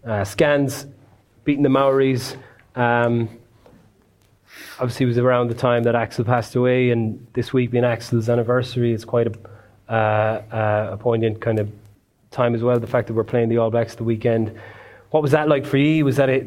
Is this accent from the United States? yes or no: no; Ireland; We all grow up as Irish people